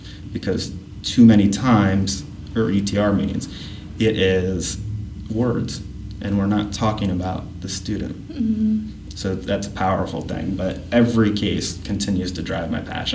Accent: Upper Arlington, Ohio, United States; When I was growing up in Upper Arlington, my mom was a cross-categorical preschool teacher for Upper Arlington City Schools.

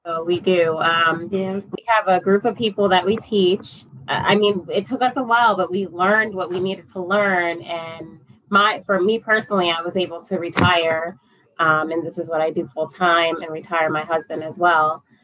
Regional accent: upstate New York, United States; I'm from upstate New York. Uh, originally, um, and currently uh, still in New York. Just a New Yorker all my life

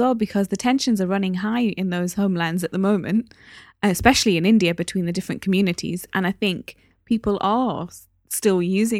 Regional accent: Newcastle upon Tyne, North East England, United Kingdom; As I've said many times before, the Asian community in Newcastle is very small. I grew up in the East End of Newcastle, so it's even smaller on that side.

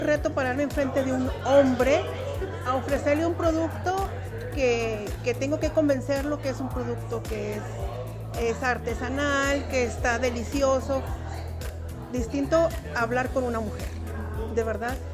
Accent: Durango, Mexico; moved away as an adult; also born or lived in Mexico City, Mexico; now in Colorado, United States; nací en México DF, pero me crié en Durango y yo siempre digo que soy de Durango

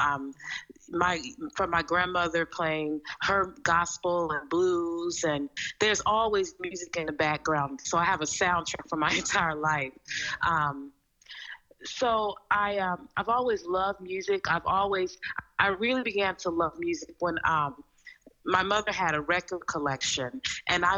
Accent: Oakland, California, United States; also born or lived in Milwaukee, Wisconsin; I was born in Milwaukee, mm-hmm. Wisconsin, here in the U.S., and then when I was still a baby, my mother moved us to Oakland, California, and that's where I spent

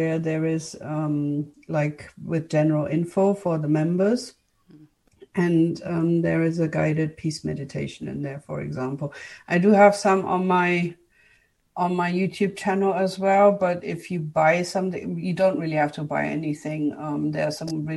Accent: Germany; English is a second language; moved away as an adult; also born or lived in United Kingdom; I'm from Germany. I am actually a German, but I lived for a decade in the UK, studied there and all

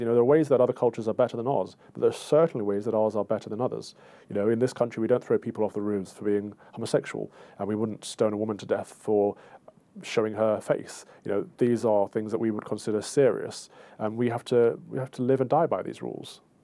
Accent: United Kingdom; as Brits

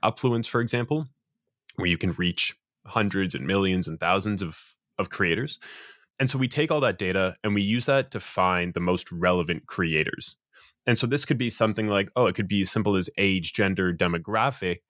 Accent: Toronto, Ontario, Canada; born and raised in Toronto, Canada.

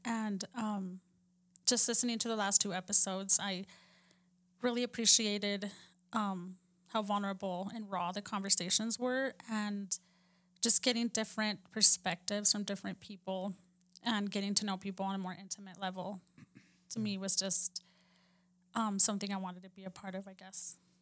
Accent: Texas, United States; where we grew up in Texas

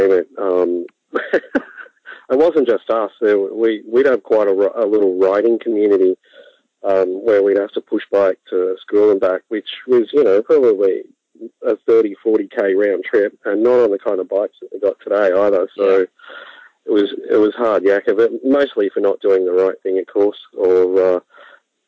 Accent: Bendigo, Victoria, Australia; also born or lived in Strathfieldsaye, Victoria; I grew up in central Victoria in a town called Bendigo. I lived there for about the first 10 years of my life, and then my parents moved out into the country, so to speak, about 20 kilometres out of Bendigo

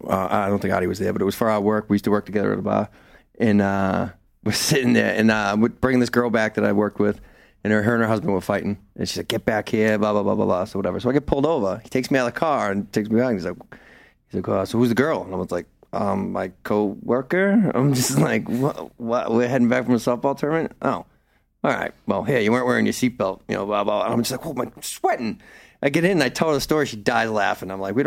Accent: the North, United States; very racist, and I'm from the North, and I walked away.

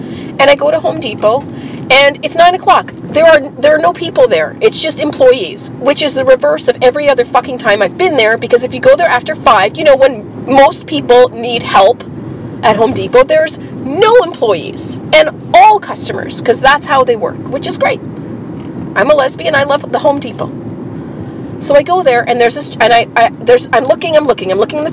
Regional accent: Canada; now in Winnipeg, Canada; I'm Canadian

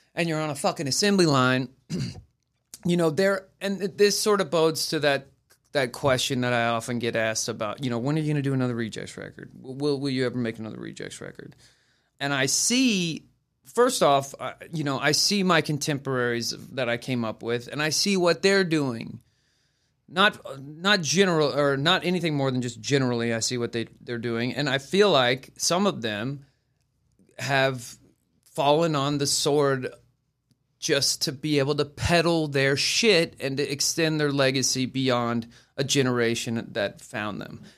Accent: Oklahoma, United States; moved away; I'm from Oklahoma

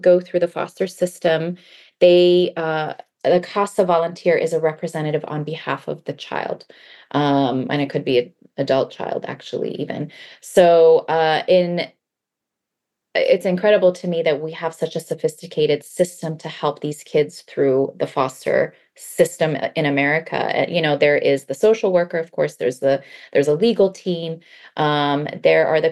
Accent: Baltimore, Maryland, United States; English is a second language; moved away as an adult; now in California, United States; I grew up in Baltimore, Maryland

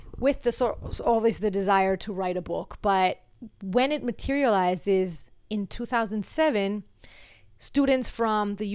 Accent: Venezuela; also born or lived in United States; now in Miami, United States; my home country is crumbled

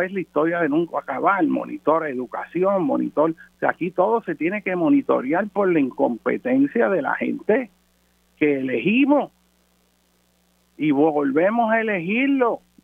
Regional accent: Puerto Rico; yo hablo como puertorriqueño

